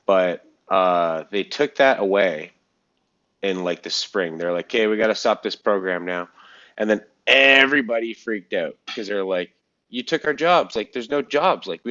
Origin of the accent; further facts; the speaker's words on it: Canada; It's all here in Canada. And so, and a lot of them here in my hometown.